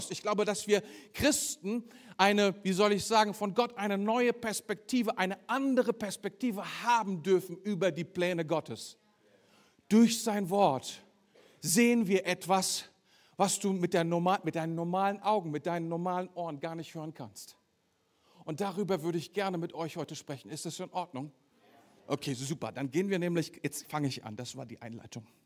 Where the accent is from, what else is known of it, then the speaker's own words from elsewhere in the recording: Germany; Ein klein bisschen deutsch, wenn du so möchtest. Weil ich bin ja selber auch Deutscher.